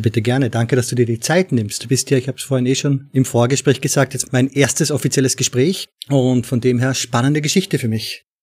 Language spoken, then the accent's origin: German; Austria; now in Netherlands; Wie man vielleicht hören kann, komme ich aus Österreich und wohne mittlerweile in den Niederlanden